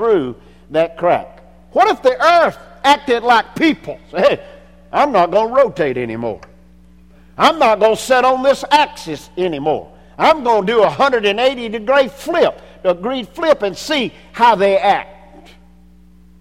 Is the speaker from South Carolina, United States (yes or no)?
yes; Anderson, South Carolina, United States; My birth certificate says that I was born in Anderson, South Carolina